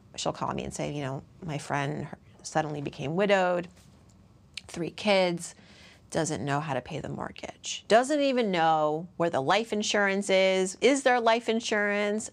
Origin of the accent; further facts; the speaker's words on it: Worcester, Massachusetts, United States; I grew up in Worcester, Massachusetts, which then and still, largely white